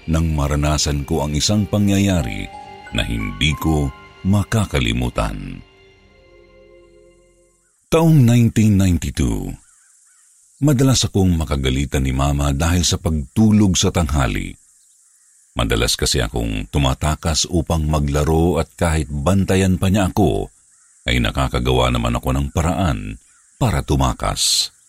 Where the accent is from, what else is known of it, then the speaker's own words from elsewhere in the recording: Central Luzon, Philippines; now in Makati, Philippines; tubong Bulacan, at kasalukuyang nakatira dito sa Kumembo, Makati.